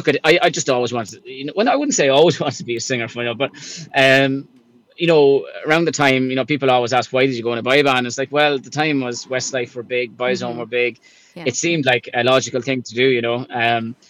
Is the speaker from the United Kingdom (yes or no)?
no; Ireland; I was from Ireland